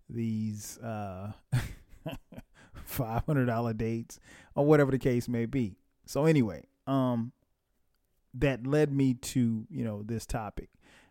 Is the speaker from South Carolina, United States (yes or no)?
yes; Florence, South Carolina, United States; now in Atlanta, United States; I started thinking about my old neighborhood and where I grew up in Florence, South Carolina, my old stomping grounds.